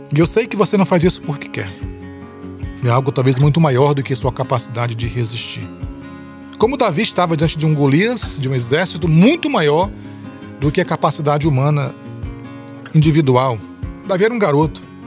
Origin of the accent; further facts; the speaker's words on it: São Luís, Maranhão, Brazil; na cidade onde eu cresci, em São Luís